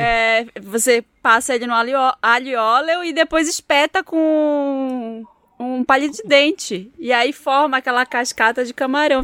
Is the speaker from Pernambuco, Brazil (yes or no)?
no; Belém, Pará, Brazil; now in São Paulo, Brazil; eu sou de Belém, essa família de 90 pessoas que eu falei antes é de Belém, Pará